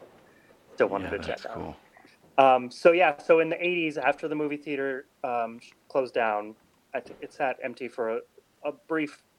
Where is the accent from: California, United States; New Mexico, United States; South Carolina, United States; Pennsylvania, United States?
New Mexico, United States; also born or lived in Utah / Arizona; now in Clarksville, United States; originally, I'm from New Mexico. I haven't lived there in a long time, but I'm a fellow desert rat.